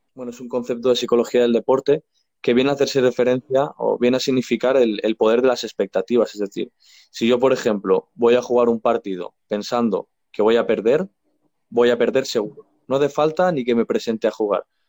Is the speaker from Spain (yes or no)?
yes; Spain; yo soy español